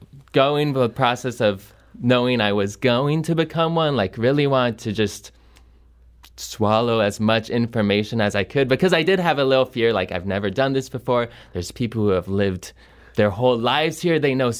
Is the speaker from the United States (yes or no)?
yes; Olympia, Washington, United States; Olympia, Washington. Okay. Is where I grew up.